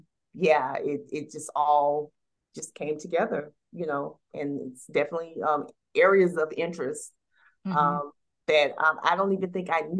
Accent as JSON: {"language": "English", "town": "Atlanta", "region": "Georgia", "country": "United States", "tie": "born or raised there", "said": "I was raised in the city of Atlanta. I graduated from a local high school here in the city of Atlanta"}